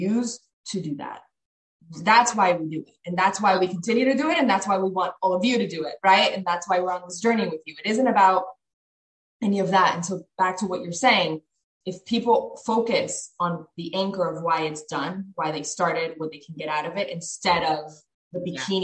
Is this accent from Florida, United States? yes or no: yes; Miami, Florida, United States; We lived in Miami at the time